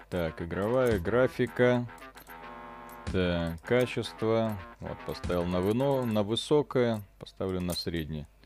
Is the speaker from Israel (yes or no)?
yes; Israel; Я помню сообщения из Израиля, сам оттуда